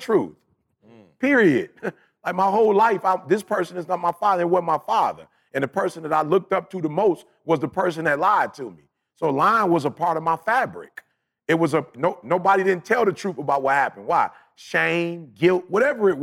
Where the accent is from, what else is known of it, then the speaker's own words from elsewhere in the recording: Chicago, Illinois, United States; moved away; I'm from Chicago